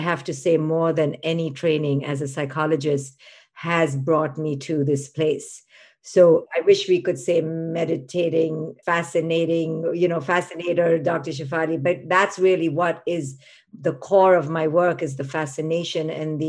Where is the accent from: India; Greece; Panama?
India; moved away; I was a girl growing up in India